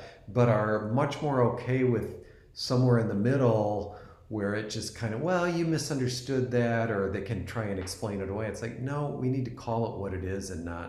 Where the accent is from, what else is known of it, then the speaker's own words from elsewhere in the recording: East Coast, United States; I'm originally from the East Coast and just moved to the West Coast.